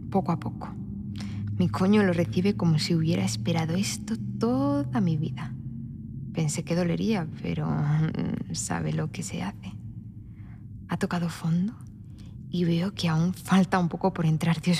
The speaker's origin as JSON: {"language": "Spanish", "country": "Spain", "said": "Ah, Tanto se nota que soy española."}